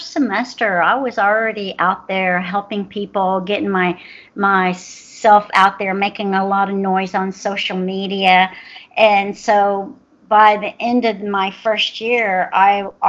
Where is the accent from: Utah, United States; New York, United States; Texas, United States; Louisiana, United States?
Texas, United States; Houston; I'm from Houston, Texas, and my office is based here